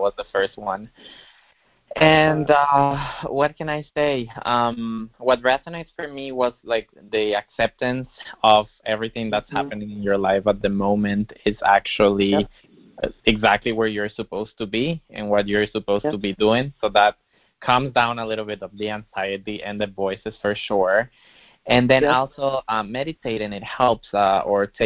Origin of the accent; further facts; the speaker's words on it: Ecuador; I'm from Ecuador